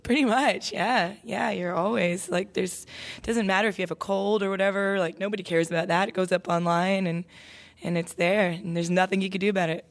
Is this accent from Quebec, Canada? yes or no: no; Toronto, Ontario, Canada; moved away as an adult; now in Nashville, United States; I was a daughter of two immigrant parents growing up in Toronto, my mom Irish, my dad Mexican.